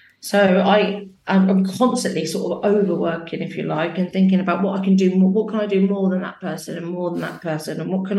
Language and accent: English; Northampton, East Midlands, United Kingdom; I came from Northampton and I've always paid. I remember when I first moved here and it was like £140 rent a week.